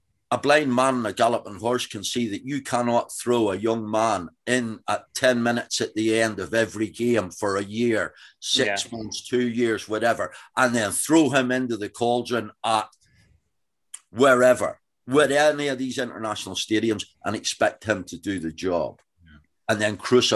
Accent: Northern Ireland, United Kingdom; Being an Ulsterman, I'm a huge Ian Henderson fan.

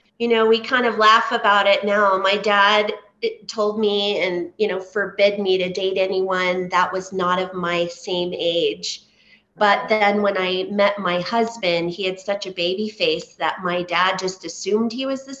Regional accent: Southern California, United States; I grew up in Southern California

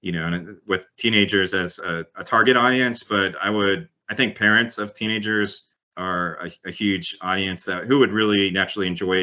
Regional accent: Southern Connecticut, United States; I grew up in New England, in Southern Connecticut, but in a really rural area

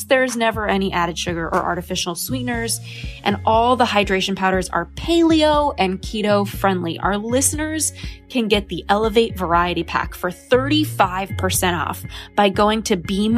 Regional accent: Los Angeles, California, United States; born or raised there

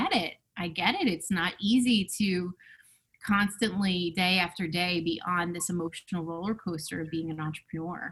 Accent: Westfield, New Jersey, United States; I grew up in Westfield, New Jersey, which is central New Jersey

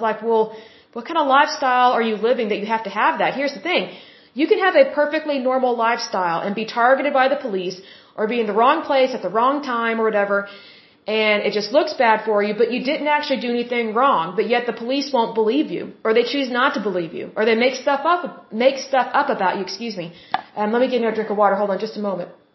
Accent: Oklahoma, United States; I'm from Oklahoma

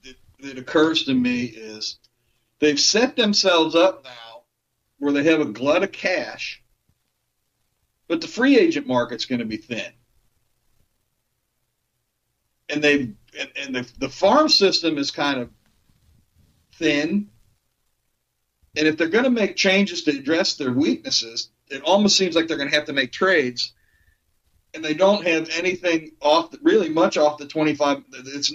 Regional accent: Missouri, United States; but I'm from Missouri. They have to show me before I'm going to believe it.

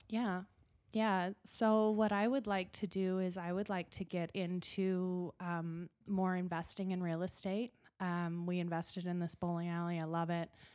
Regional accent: Gillette, Wyoming, United States; also born or lived in Utah; This is my hometown.

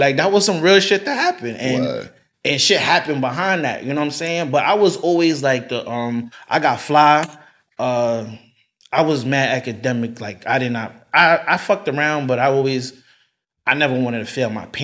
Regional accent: New York City, New York, United States; I'm from DeVille. I'm from Brownsville

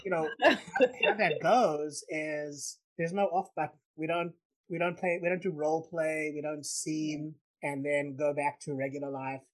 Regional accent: South Africa; I grew up in South Africa

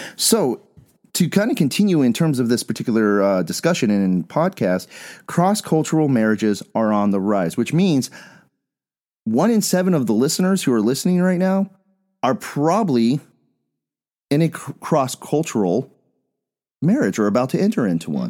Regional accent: Bisbee, Arizona, United States; moved away; also born or lived in Phoenix; I'm from Bisbee

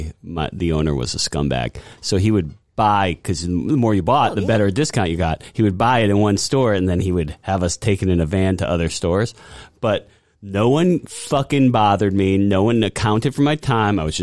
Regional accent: Longmeadow, Massachusetts, United States; I'm from Longmeadow too

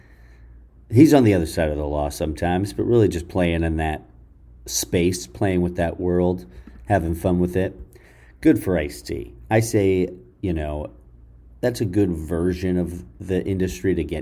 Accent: Jersey City, New Jersey, United States; my hometown, the town I live in, Jersey City, New Jersey

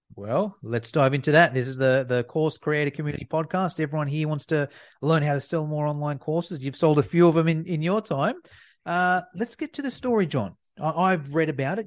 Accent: Australia; a fellow Aussie like me

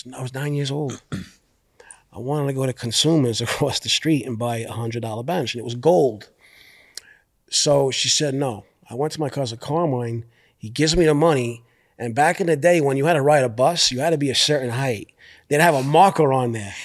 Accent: New York City, New York, United States; I'm from Brooklyn

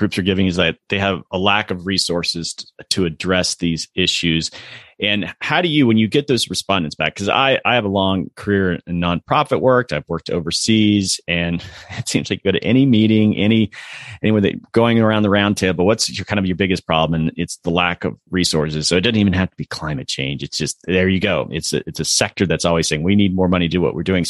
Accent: Southeast, United States; I'm from the Southeast

